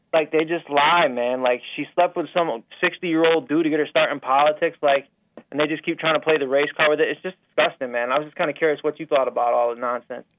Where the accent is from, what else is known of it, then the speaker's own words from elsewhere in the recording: Syracuse, New York, United States; I'm from Syracuse, New York